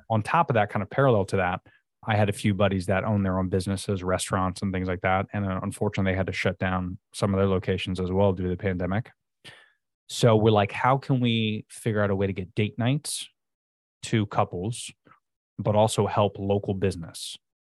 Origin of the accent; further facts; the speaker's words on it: Florida, United States; I'm pretty much born and raised in Florida